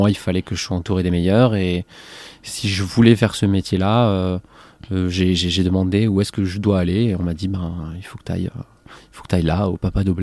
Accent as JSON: {"language": "French", "town": "Montpellier", "region": "Occitania", "country": "France", "tie": "born or raised there", "moved": "as an adult", "lives_now": "Marseille, France", "said": "Moi, je suis né près de Montpellier. Ok, d'accord. Et j'ai vécu ben, quasiment mes 25 premières années à Montpellier, en bougeant très peu."}